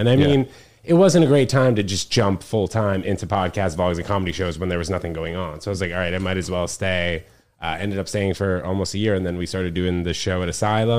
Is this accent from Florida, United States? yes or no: no; New York City, New York, United States; also born or lived in New Jersey; I moved to Manhattan when I was 6 weeks old from New Jersey. My parents both got jobs here. My dad in finance and then my mom in advertising.